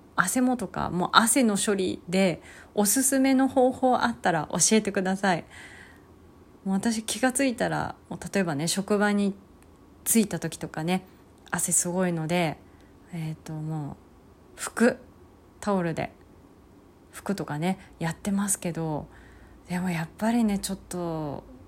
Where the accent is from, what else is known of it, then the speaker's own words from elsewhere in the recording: Hokkaido, Japan; moved away; also born or lived in Kanto; 地元の北海道